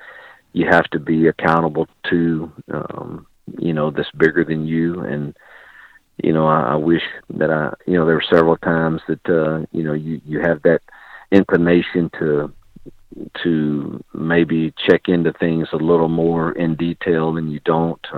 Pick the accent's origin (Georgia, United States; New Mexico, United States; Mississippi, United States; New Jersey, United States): Mississippi, United States; moved away as an adult; now in Lynchburg, United States; in my home state with people I love and care about